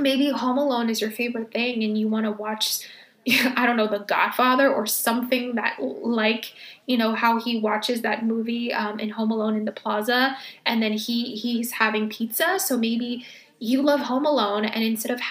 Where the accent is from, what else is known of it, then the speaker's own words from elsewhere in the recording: California, United States; moved away as an adult; now in New York, United States; I was born and raised in California